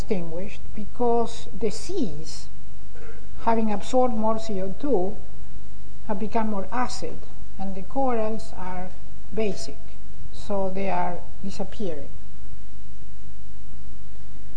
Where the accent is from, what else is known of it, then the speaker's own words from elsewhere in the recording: Argentina; moved away; I am originally from Argentina